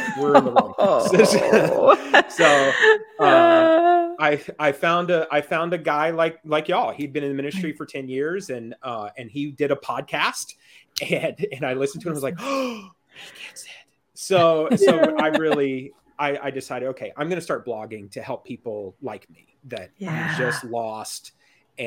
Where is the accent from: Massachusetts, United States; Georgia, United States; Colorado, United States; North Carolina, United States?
Georgia, United States; also born or lived in Florida / Alabama; now in Macon, United States; I grew up in Georgia